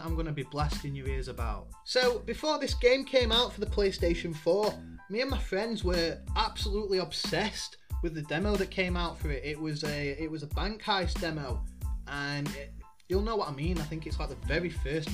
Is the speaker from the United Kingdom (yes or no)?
yes; United Kingdom; I'm a Brit